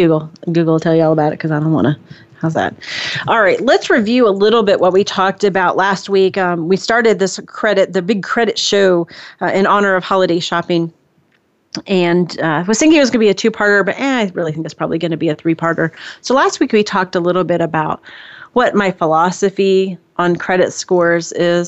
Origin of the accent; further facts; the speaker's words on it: San Mateo, California, United States; I was born in Silicon Valley. I was born in San Mateo, California